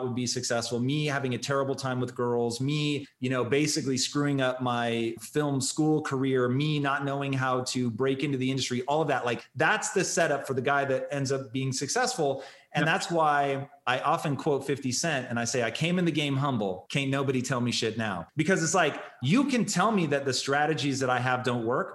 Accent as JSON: {"language": "English", "town": "Tacoma", "region": "Washington", "country": "United States", "tie": "born or raised there", "said": "I grew up in Tacoma"}